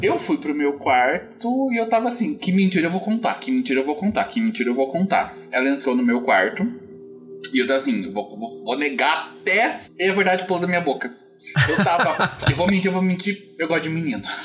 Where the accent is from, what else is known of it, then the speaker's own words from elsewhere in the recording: Curitiba, Paraná, Brazil; Sou de Curitiba